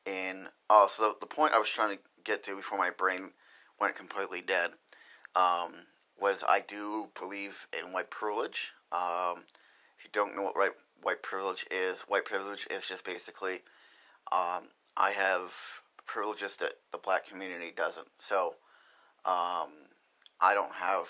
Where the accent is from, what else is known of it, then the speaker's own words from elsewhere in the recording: Lewiston, Maine, United States; I grew up in Lewiston, Maine